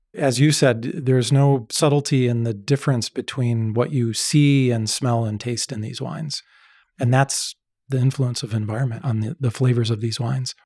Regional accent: outside Chicago, Illinois, United States; so I grew up outside Chicago.

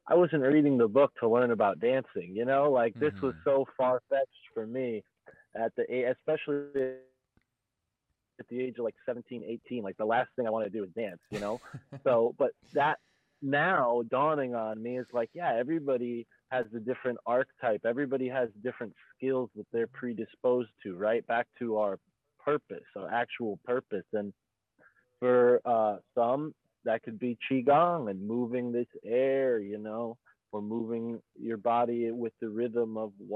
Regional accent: United States; driving along one of the busiest highways in the United States that cuts right through my hometown

